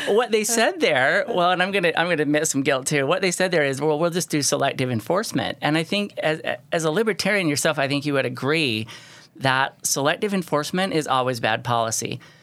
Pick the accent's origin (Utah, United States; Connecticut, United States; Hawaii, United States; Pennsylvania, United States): Utah, United States; St. George; I was from Saint George